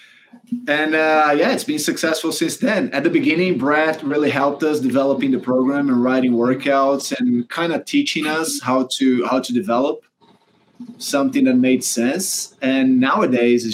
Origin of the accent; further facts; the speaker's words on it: Brazil; moved away as an adult; also born or lived in Auburn, United States; now in United States; we didn't really want it to go back to Brazil, right? We had green cards at the time. Now we're both American citizens